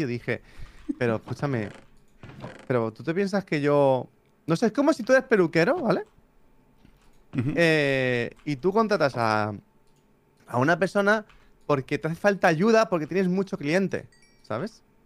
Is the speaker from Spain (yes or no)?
yes; Barcelona, Catalonia, Spain; nací en Españita, en Barcelona